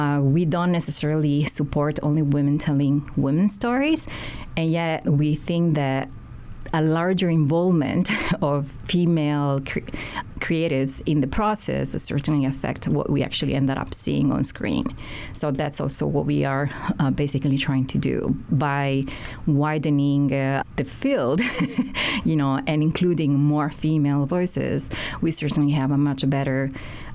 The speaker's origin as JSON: {"language": "English", "region": "Sicily", "country": "Italy", "also_born_or_lived": "Baltimore", "moved": "yes", "lives_now": "Honolulu, United States", "said": "I'm originally from Sicily, from Italy."}